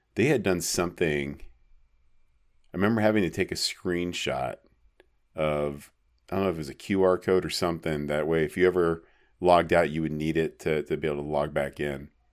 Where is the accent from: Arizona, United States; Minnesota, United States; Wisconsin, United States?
Arizona, United States; small town; Apache Junction or my hometown or any small town Arizona